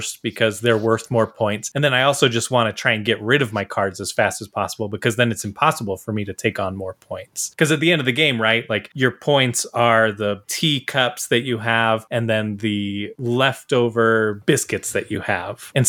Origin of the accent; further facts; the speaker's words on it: United States; me as an American